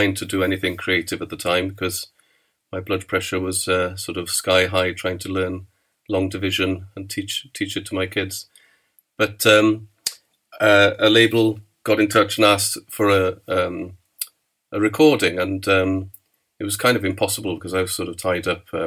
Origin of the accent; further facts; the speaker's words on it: Aberystwyth, Wales, United Kingdom; now in Swansea, United Kingdom; I'm from Aberystwyth. I live in Abertawe, or Swansea